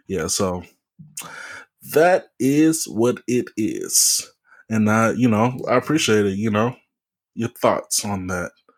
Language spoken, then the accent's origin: English; Louisiana, United States; city from my home state, uh, New Orleans